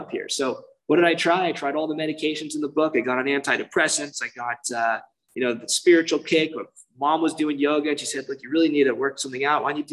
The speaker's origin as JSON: {"language": "English", "town": "Irvine", "region": "California", "country": "United States", "tie": "born or raised there", "said": "I grew up in Irvine, which is very safe neighborhood."}